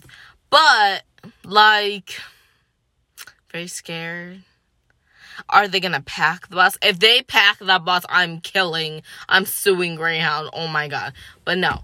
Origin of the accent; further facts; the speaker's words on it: Syracuse, New York, United States; moved away as an adult; also born or lived in Philadelphia; I'm from Syracuse, I go to school in Philly